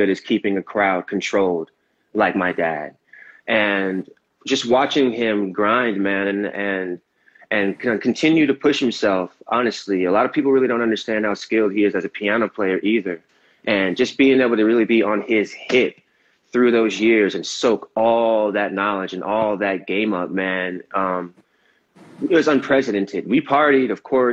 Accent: Raleigh, North Carolina, United States; moved away; also born or lived in Torrance; fly back home to my hometown in Raleigh

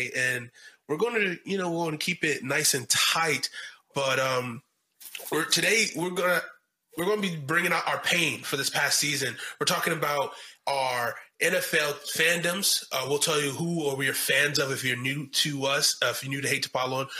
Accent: Washington, District of Columbia, United States; I was born in Washington, D.C.

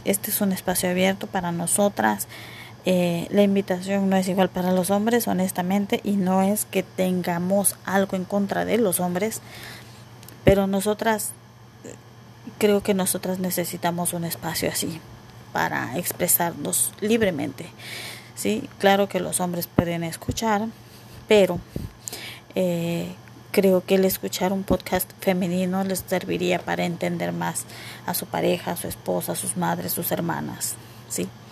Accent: Mexico; yo soy mexicana

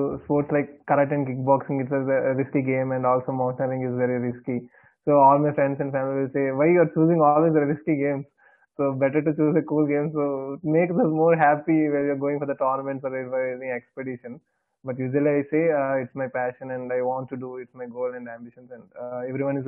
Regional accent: Visakhapatnam, Andhra Pradesh, India; I am from Vishakhapatnam

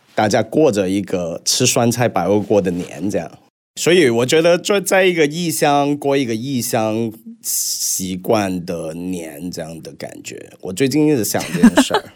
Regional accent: Hong Kong; moved away as an adult; also born or lived in Beijing; now in Shanghai, China; 我是香港出生，零八年时候到了北京工作，然后到现在了

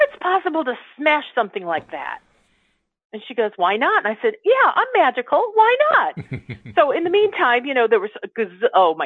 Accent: Chicago, Illinois, United States; a sarcastic sense of humor like I grew up with in Chicago

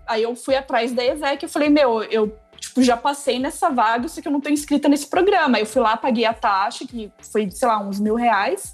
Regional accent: Paraná, Brazil; moved away as an adult; also born or lived in São Paulo / India; Eu sou natural do Paraná. Aí eu mudei para São Paulo para fazer faculdade

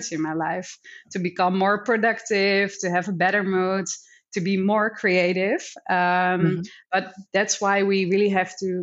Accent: Netherlands; now in Hong Kong; I'm from the Netherlands

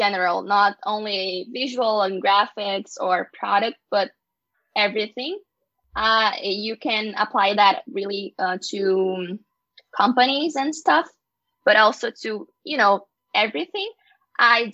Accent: Porto Alegre, Rio Grande do Sul, Brazil; first language Portuguese; English is a second language; my city, in my hometown, in Porto Alegre, in Brazil

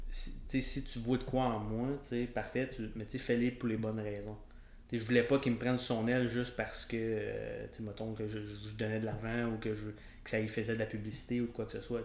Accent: Rivière-Rouge, Quebec, Canada; moi, je viens du, coin de Rivière-Rouge, Tremblant

